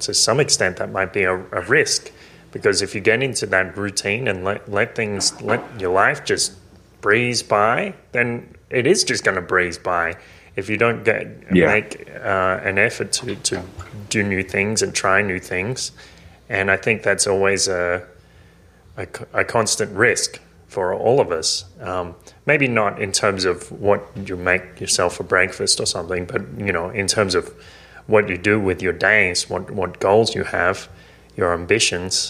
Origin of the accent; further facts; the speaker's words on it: Maitland, New South Wales, Australia; moved away; going back to Maitland, to my hometown